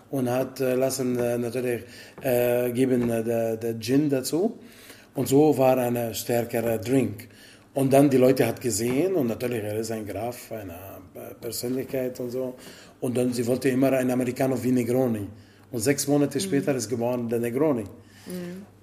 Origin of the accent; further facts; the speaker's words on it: Italy; German is a second language; Ja, ich bin Italiener meine Origin, okay, mein Vater ist libaneser Origin, aber er ist Italiener jetzt natürlich, aber meine Mutter ist Italienerin, aufgewachsen in Italien, alle mein Leben, mein ganzes Leben in Italien, so.